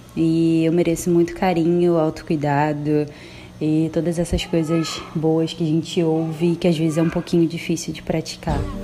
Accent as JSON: {"language": "Portuguese", "region": "Rio de Janeiro", "country": "Brazil", "tie": "born or raised there", "said": "sou carioca da Gema"}